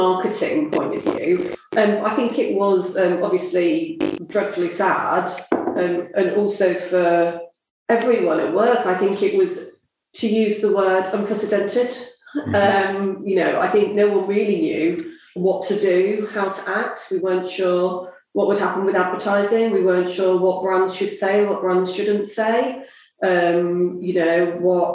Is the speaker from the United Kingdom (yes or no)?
yes; southern England, United Kingdom; accent: southern; my southern accent